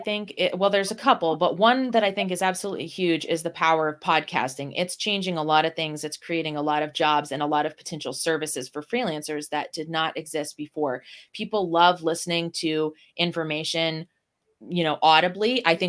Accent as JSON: {"language": "English", "region": "Ohio", "country": "United States", "tie": "born or raised there", "said": "I was raised in Northwest Ohio, where classic rock is just a big thing."}